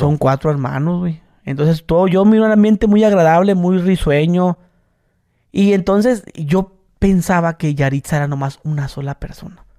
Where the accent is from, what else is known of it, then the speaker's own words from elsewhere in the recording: Mexico; soy mexicano